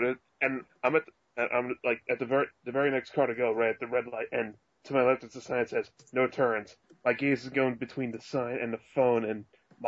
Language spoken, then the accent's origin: English; Philadelphia, Pennsylvania, United States; I'm from Philly and from the Philly area